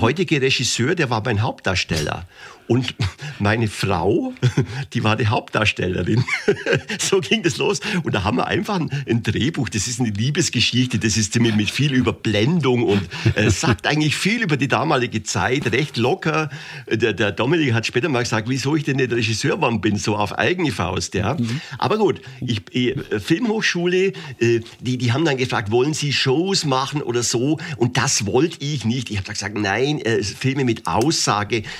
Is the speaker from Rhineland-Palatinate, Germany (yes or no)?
no; Augsburg, Bavaria, Germany; also born or lived in Gersthofen; das war in der Grundschule in Gersthofen Gersthofen ist bei Augsburg. Ich bin gebürtiger Augsburger